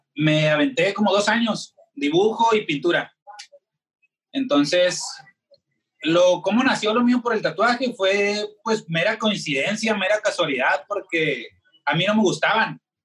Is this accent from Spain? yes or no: no; Hermosillo, Sonora, Mexico; soy tatuador de la ciudad de Hermosillo, Sonora